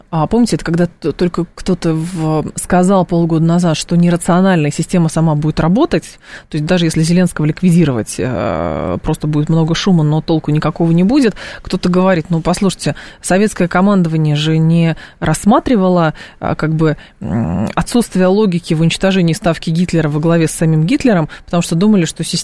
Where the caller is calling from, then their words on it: Moscow, Russia; я из Москвы.